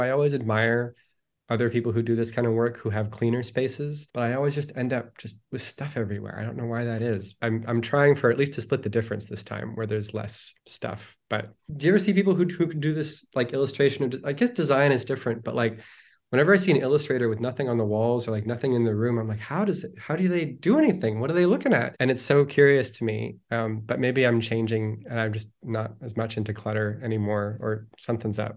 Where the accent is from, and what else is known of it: Toronto, Ontario, Canada; born or raised there; also born or lived in Winnipeg, Manitoba; now in Los Angeles, United States